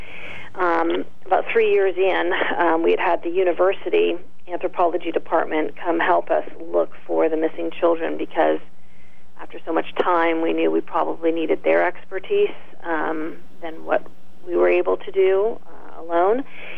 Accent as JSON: {"language": "English", "region": "California", "country": "United States", "tie": "born or raised there", "also_born_or_lived": "Canada", "said": "No, I was born in Canada, believe it or not, and then moved to California in the middle school years."}